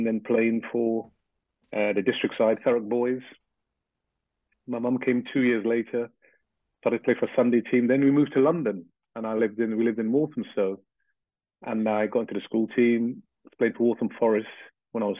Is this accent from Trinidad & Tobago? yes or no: yes; Port of Spain, Trinidad & Tobago; moved away; also born or lived in Grenada; I was six when I left to come to Trinidad. And what I remember in Trinidad was we lived in one of the suburbs in Port of Spain, the capital of Trinidad.